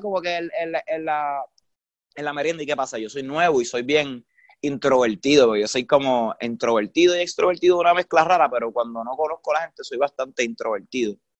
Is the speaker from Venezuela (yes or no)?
no; San Juan, Puerto Rico; also born or lived in Isabela, Puerto Rico; yo me crié aquí en, en la, en el área metro, en San Lorenzo, en San Juan, que es la capital